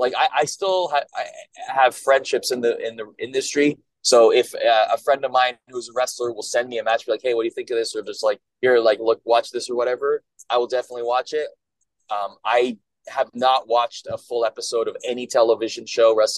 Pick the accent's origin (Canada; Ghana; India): Canada; moved away as an adult; I grew up in Canada